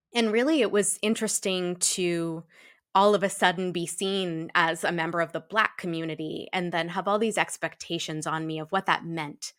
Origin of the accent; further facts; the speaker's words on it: Shrewsbury, Massachusetts, United States; I'm a black biracial woman who was raised in a black household in a white hometown. Um, Mm. Shrewsbury, Massachusetts